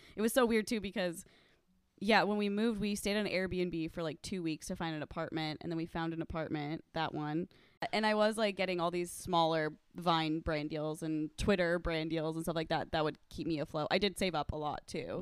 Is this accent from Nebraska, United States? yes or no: yes; Omaha, Nebraska, United States; moved away; I'm from Nebraska